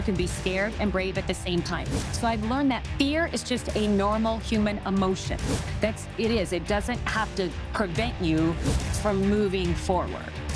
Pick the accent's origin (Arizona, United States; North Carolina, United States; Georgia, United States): Arizona, United States; Phoenix; I grew up in Phoenix, Arizona